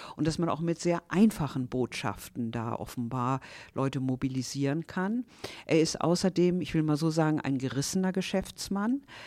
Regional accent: near Stade, Lower Saxony, Germany; moved away as an adult; also born or lived in Berlin / Hanover; ich bin in Niedersachsen geboren, in der Nähe von Stade und bin dann zum Studium nach Berlin gegangen

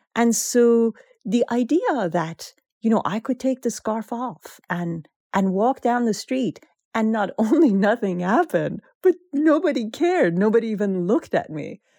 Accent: Iran; now in United States; we are Iranian Americans

